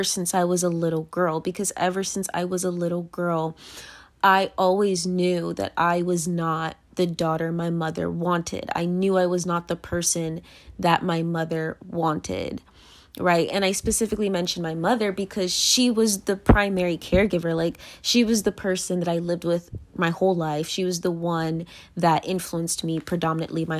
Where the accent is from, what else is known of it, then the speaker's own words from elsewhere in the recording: United States; I am American and they are naturalized American